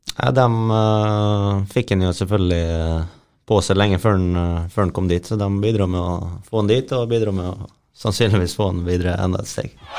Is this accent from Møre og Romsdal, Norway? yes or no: yes; Møre og Romsdal, Norway; er ganske lokal gutt